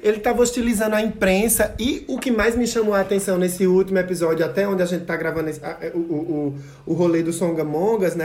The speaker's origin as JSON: {"language": "Portuguese", "town": "Santa Cruz do Capibaribe", "region": "Pernambuco", "country": "Brazil", "said": "eu sou de Santa Cruz"}